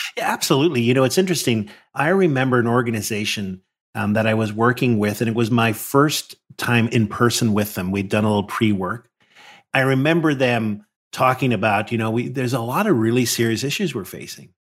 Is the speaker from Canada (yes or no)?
no; Northern Ireland, United Kingdom; moved away; I grew up in Northern Ireland, which was a very divided society